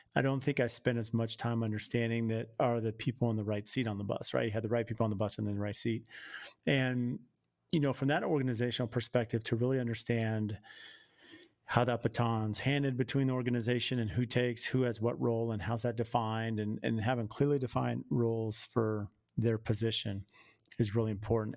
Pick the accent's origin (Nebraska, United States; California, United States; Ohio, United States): California, United States; San Diego; now in Phoenix, United States; I grew up in San Diego and live in the Phoenix